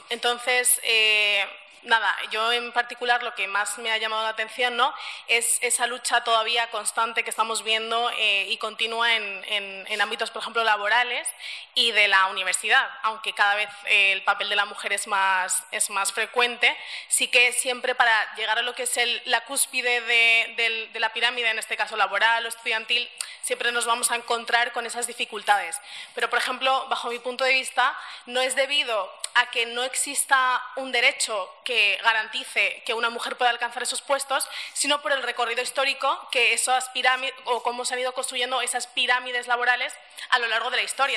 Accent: Spain; yo soy nacida aquí en España

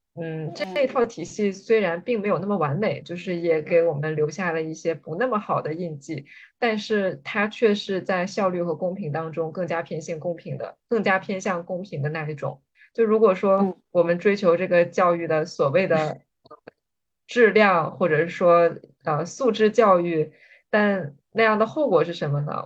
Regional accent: Jilin, China; 我是来自吉林省，吉林省说实话是一个教育资源并不是非常均衡，而且比较地广人稀的省

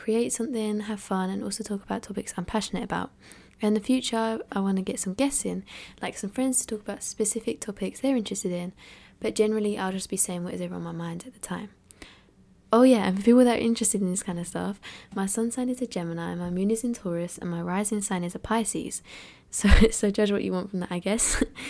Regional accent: Essex, East of England, United Kingdom; I'm from England, well, Essex specifically, and I'm 16 years old.

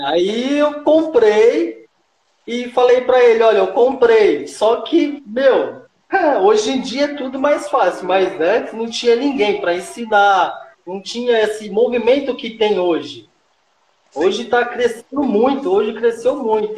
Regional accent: Minas Gerais, Brazil; now in São Paulo, Brazil; eu nasci aqui em São Paulo, depois meus pais construíram lá em Minas e foi lá onde que tudo começou

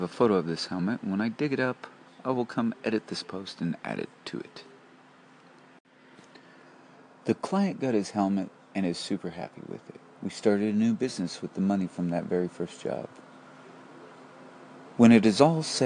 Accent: Porterville, California, United States; Tommy and I grew up with my grandfather, Clyde Westmoreland, who had Clyde's Auto Body in Porterville, California

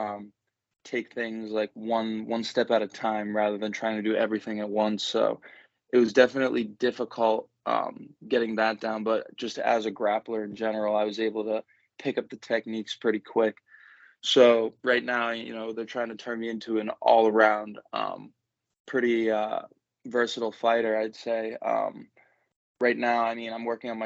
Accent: Mansfield, Massachusetts, United States; I was born and raised in Mansfield, Mass

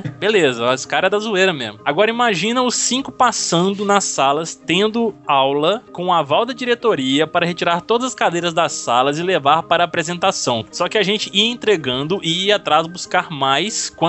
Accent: São Paulo, Brazil; Eu sou de Sampa ZN, ou seja, Zona Norte, né?

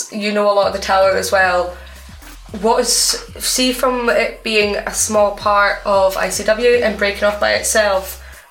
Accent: Scotland, United Kingdom; Now, we are all from Scotland. We are all in a very wrestling dominated area of the country as well.

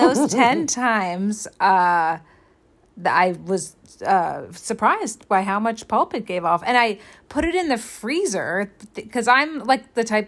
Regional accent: Southern California, United States; I feel like I'm from Southern California.

